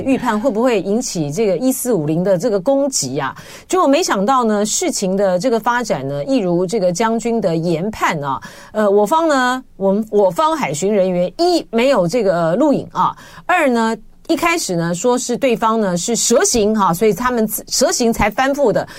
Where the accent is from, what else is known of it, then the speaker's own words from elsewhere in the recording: Taipei, Taiwan; 我就从小就是台北出生啊，台北长大啊